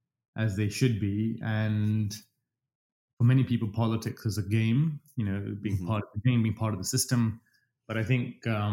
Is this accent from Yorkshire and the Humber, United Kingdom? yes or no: no; London, United Kingdom; accent: English; also born or lived in Dubai; now in Toronto, Canada; I think I'm British. I speak English with an English accent, as I keep reminding everybody. I've spent most of my life in London.